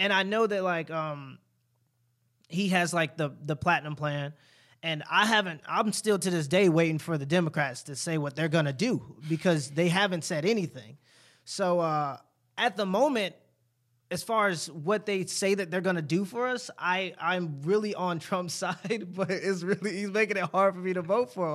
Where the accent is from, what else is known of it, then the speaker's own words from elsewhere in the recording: United States; I experienced more prejudice being American than I did African-American so far